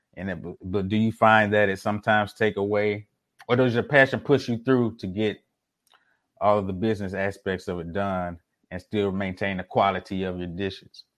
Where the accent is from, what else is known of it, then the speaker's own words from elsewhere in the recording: Mississippi, United States; now in Houston, United States; I'm originally from Mississippi and currently in Houston right now